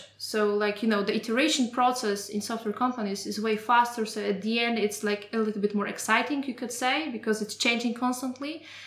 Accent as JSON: {"language": "English", "country": "Poland", "moved": "as an adult", "lives_now": "Germany", "said": "I'm coming from Poland and like the work environment eight years ago was completely different from what I experienced mm-hmm. here in mm-hmm. Germany"}